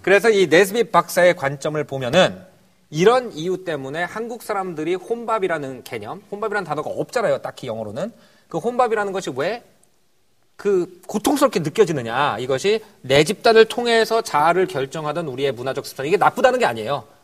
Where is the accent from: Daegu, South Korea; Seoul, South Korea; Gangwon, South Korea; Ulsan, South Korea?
Gangwon, South Korea; Wonju; born or raised there